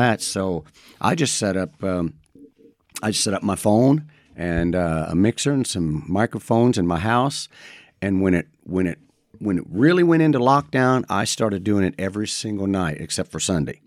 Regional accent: Madison, Indiana, United States; born and raised in Madison, Indiana

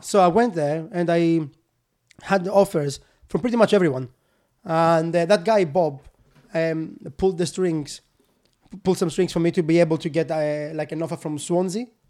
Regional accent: Kalamata, Peloponnese, Greece; born or raised there; English is a second language; moved away as an adult; also born or lived in Newcastle upon Tyne, United Kingdom; now in United Kingdom

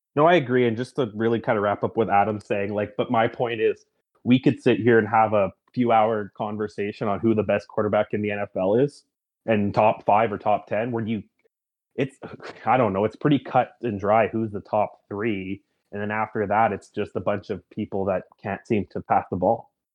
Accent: Canada; me being a Canadian

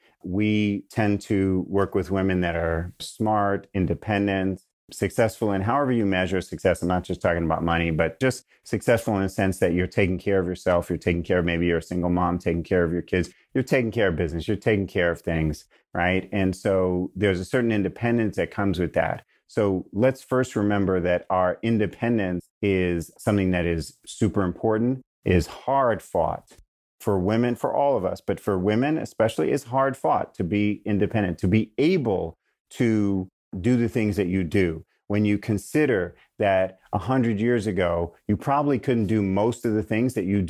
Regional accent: New York, United States; now in California, United States; Now I know I'm really a Californian because I have shifted from calling the grocery store a supermarket, which is what we call it in New York, to a grocery store.

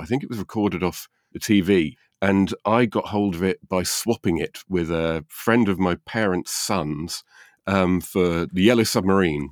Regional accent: United Kingdom; Being British

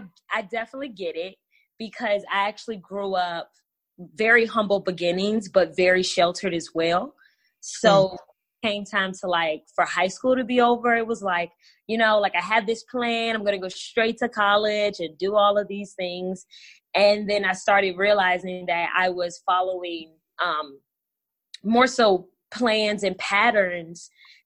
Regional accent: Richmond, Virginia, United States; I'm originally from the DMV area. That's the DC, Maryland, Virginia area. I'm from Richmond, Virginia. Southern girl, nomadic as fuck is what I tell people, because I move around a lot.

